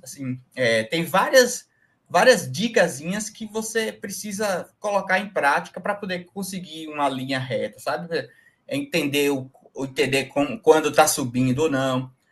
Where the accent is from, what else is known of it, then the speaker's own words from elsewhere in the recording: Jacobina, Bahia, Brazil; eu sou da Bahia, Jacobina Bahia, no início aqui da Chapada Diamantina